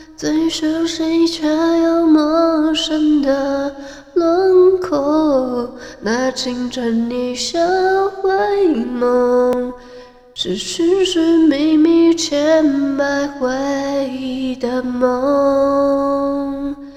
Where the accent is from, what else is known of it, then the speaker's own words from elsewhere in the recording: Hualien, Hualien County, Taiwan; 真的觉得花莲是一个很小的一个城市，所以我觉得没有必要直接说我是花莲的